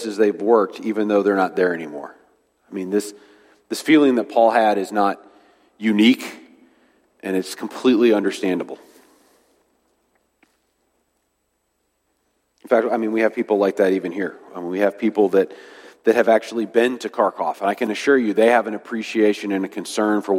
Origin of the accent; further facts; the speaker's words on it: United States; we have as Americans